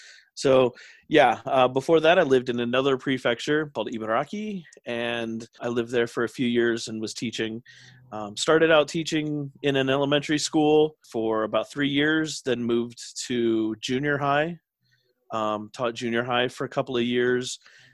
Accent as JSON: {"language": "English", "town": "Philadelphia", "region": "Pennsylvania", "country": "United States", "moved": "yes", "lives_now": "Japan", "said": "I was already doing some teaching in the States, which is where I'm from. I'm from America. So, you know, the Philadelphia, Pennsylvania area, but moved around quite a bit as a kid. But so now I'm in Japan"}